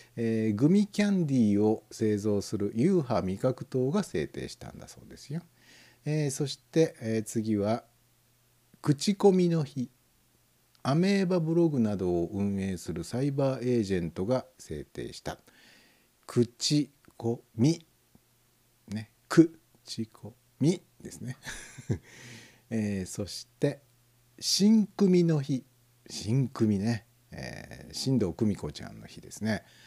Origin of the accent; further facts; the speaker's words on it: Tokai, Japan; 東海地方に生まれ育った子供ですから